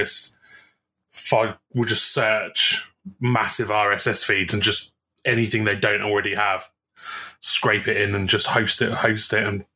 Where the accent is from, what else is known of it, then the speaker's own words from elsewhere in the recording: United Kingdom; I'm from the UK